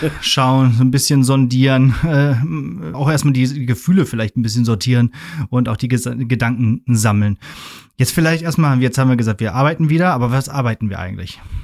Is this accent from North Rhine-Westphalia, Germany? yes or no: yes; Ruhr area, North Rhine-Westphalia, Germany; moved away; in 60 Kilometer entfernte Ruhrgebiet, in den Pott, aus dem ich auch komme